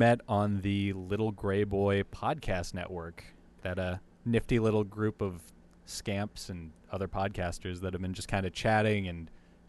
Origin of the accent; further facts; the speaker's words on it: Bergen County, New Jersey, United States; So I'm actually born and raised in New Jersey, part of northern New Jersey in Bergen County, which is just like, I mean, it's your average suburb. It's upper middle class. It's really close to New York City.